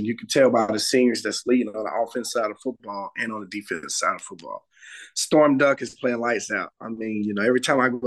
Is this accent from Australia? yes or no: no; Charlotte, North Carolina, United States; we're all three from Charlotte